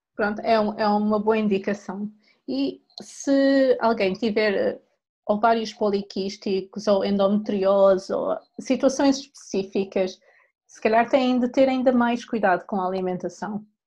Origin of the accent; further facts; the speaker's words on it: Portugal; sendo portuguesa, em minha casa, a proteína sempre foi o, o aspecto principal do prato